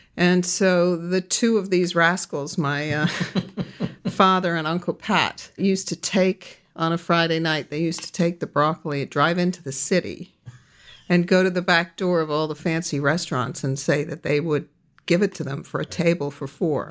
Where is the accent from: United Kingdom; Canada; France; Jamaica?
United Kingdom; London; also born or lived in Los Angeles; I was born here in, in Los Angeles, but raised in London